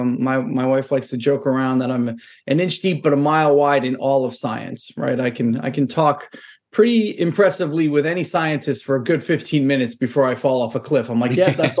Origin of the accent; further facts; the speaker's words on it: New York City, New York, United States; moved away as an adult; also born or lived in San Francisco Bay Area / London; now in Boston, United States; I'm a Brooklyn kid. I'm born and raised in New York